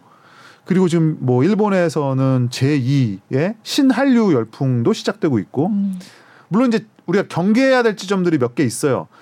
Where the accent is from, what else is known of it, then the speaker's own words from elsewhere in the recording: South Korea; 한국 사람인 저의 입장에서는